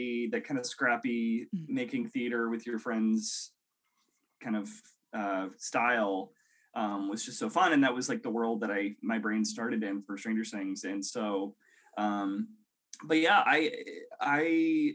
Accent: near Seattle, Washington, United States; I grew up in Washington State, kind of near Seattle area

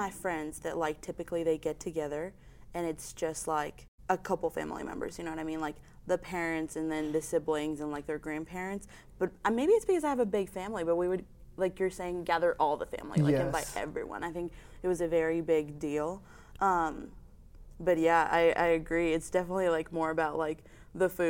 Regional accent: Mexico; moved away as an adult; now in United States; I'm a sophomore from Mexico

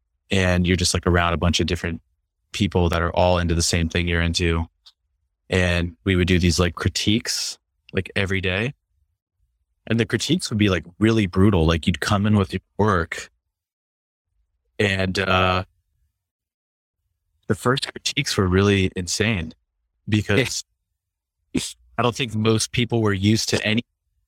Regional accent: East Coast, United States; also born or lived in Midwest; because I grew up on the East Coast and in the Midwest.

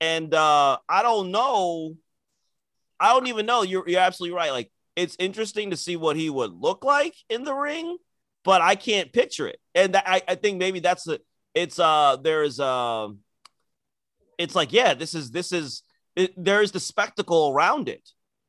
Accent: Nigeria; people think there's some sort of inherent heelness in being Nigerian. Which is not true, but you forced it out of us because of how you are.

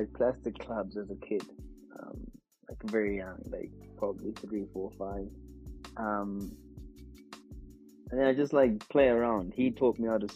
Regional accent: Mbabane, Hhohho, Eswatini; also born or lived in Pretoria; Babani. Grew up in Babani, yeah. Spent most of my life

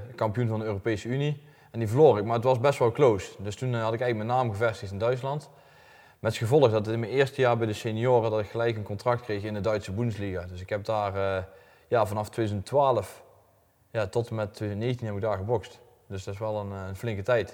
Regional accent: Elsendorp, North Brabant, Netherlands; Ik kom uit Elsnorp, klein dorpje bij Gemert

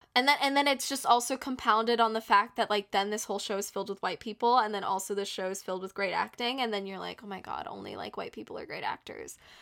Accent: United States; I'm American

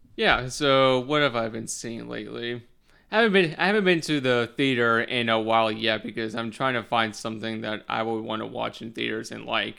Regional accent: Charlotte, North Carolina, United States; also born or lived in Wilmington, North Carolina; I am currently from Charlotte of North Carolina

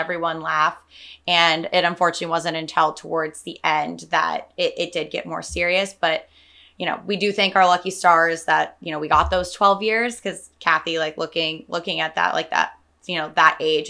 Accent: Salinas, California, United States; now in San Francisco, United States; I'm from Salinas, a couple hours south

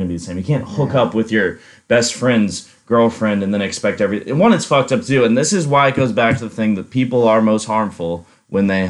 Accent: St. Louis, Missouri, United States; moved away; I'm actually from St. Louis, Missouri

